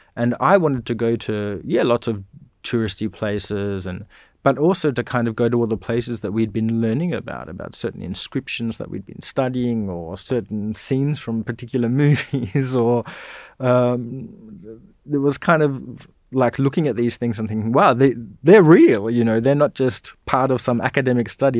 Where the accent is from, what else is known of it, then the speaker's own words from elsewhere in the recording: Dardanup, Western Australia, Australia; moved away as an adult; also born or lived in Bunbury / Perth; now in Canberra, Australia; I was born in Bunbury, but then really we, we lived, uh, in a town just outside of Bunbury called Dardanup